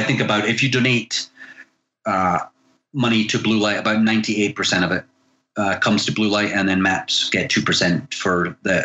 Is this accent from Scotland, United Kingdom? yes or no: yes; Scotland, United Kingdom; moved away as an adult; now in California, United States; I'm originally from Scotland, but I've lived in the US for just coming up on 25 years.